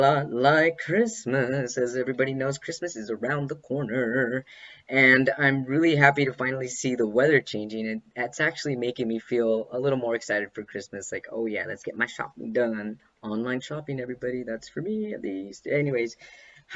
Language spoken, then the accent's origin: English; Los Angeles, California, United States; Los Angeles. Yeah, my hometown.